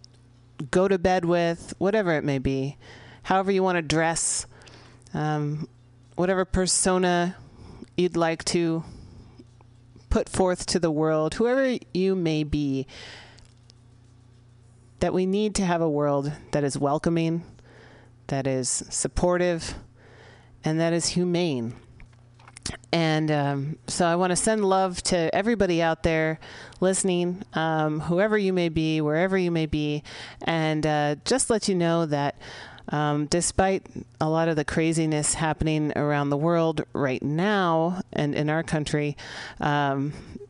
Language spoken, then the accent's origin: English; San Francisco, California, United States; broadcasting live here in the Mission District of San Francisco, my hometown